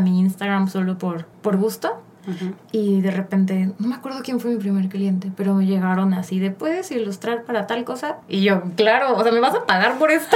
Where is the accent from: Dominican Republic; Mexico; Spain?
Mexico; Cancún, Quintana Roo; now in Mexico City, Mexico; Pues soy de la Ciudad de México, pero desde chiquita me fui a Cancún, como a los seis años. Ah, Entonces ya creo que soy como, si digo que soy chilanga sería fake, porque creo que soy más de Cancún que de mm. aquí. Ahí viví toda mi vida